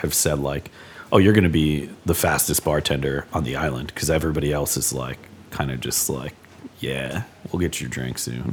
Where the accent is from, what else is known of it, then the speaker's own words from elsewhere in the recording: New York, United States; no matter where I go, obviously it's my home first and foremost